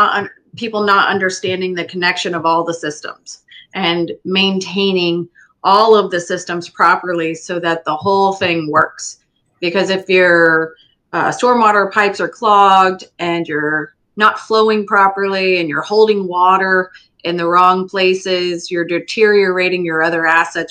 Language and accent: English; Lee County, Florida, United States; I was born and raised in Lee County